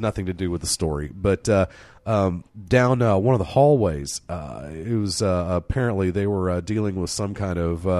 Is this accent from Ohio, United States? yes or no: no; College Town, Oklahoma, United States; we grew up in College Town